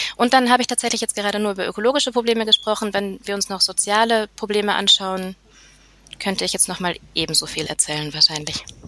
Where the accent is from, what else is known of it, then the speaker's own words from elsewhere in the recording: near Nuremberg, Bavaria, Germany; moved away as an adult; now in Vienna, Austria; ich komme aus der Nähe von Nürnberg, aber aktuell lebe ich in Wien